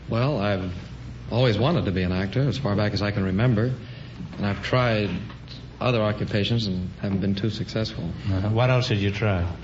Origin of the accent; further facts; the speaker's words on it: Los Angeles, California, United States; I'm from Hollywood, right here in Hollywood.